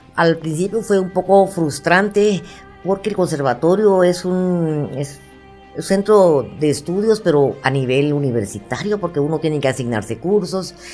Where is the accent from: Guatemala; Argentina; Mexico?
Guatemala; yo que soy guatemalteca